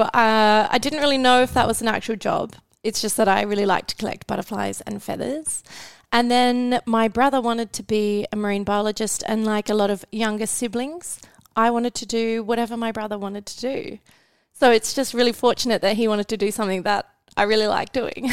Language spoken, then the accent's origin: English; Western Australia, Australia; moved away as an adult; I'm from Western Australia